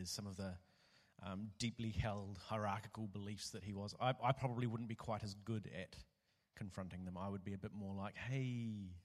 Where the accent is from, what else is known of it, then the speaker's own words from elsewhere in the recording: New Zealand; now in Melbourne, Australia; I'm from New Zealand.